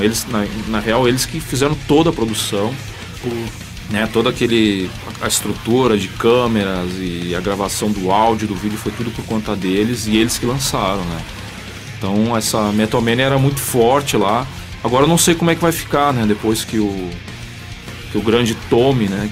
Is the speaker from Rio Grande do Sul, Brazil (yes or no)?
yes; Ijuí, Rio Grande do Sul, Brazil; born or raised there; also born or lived in Porto Alegre, Brazil; now in São Paulo, Brazil